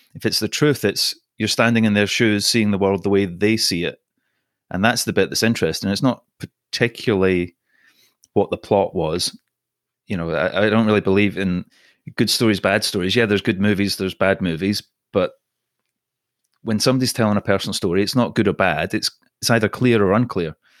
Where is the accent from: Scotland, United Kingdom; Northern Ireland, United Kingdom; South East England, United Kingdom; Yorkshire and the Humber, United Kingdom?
Scotland, United Kingdom; accent: Scottish; also born or lived in Singapore / London; now in Los Angeles, United States; My accent is Scottish. I was born in Singapore